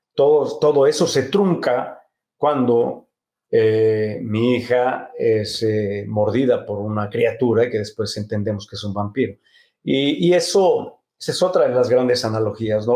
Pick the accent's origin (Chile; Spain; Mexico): Mexico; Mexico City; se mudaron a la Ciudad de México sin, sin conocer a nadie, sin, sin, sin dinero, sin nada más que el amor por el teatro. Y ahí nacimos mis hermanos y yo